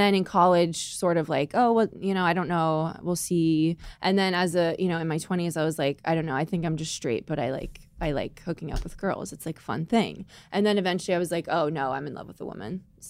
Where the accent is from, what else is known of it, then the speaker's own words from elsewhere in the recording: Fairfield County, Connecticut, United States; we're from Fairfield County